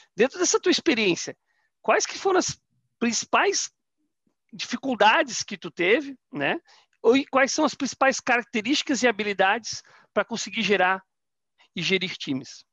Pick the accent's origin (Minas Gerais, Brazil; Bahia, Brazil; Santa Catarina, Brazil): Santa Catarina, Brazil; Florianópolis; also born or lived in Rondônia; now in Curitiba, Brazil; Eu sou natural de Florianópolis